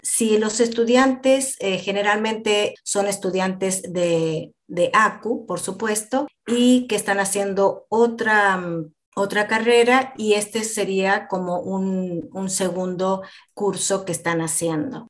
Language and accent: Spanish; Argentina; moved away as an adult; now in Australia; Soy de Argentina originalmente